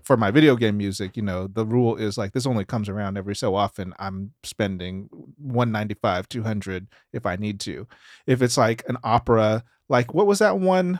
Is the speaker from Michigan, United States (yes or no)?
no; Memphis, Tennessee, United States; we're from Memphis.